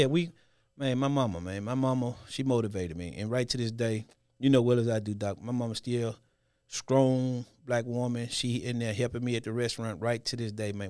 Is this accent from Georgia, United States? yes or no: no; Memphis, Tennessee, United States; I'm a kid from the hood. Born and raised in Memphis, nine oh one